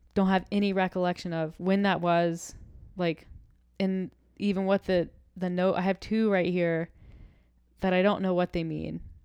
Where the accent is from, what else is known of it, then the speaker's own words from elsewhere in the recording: the South, United States; I'm from the South